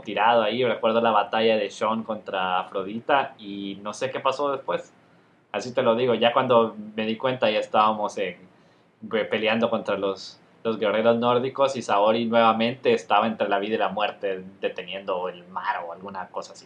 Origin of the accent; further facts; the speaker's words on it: Honduras; Nosotros somos hondureños y viajábamos a Guatemala porque mi mamá es guatemalteca